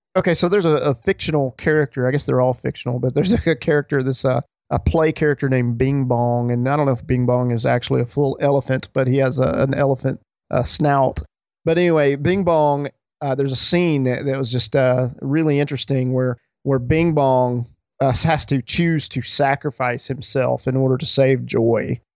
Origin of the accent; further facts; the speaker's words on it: Alabama, United States; I grew up in Alabama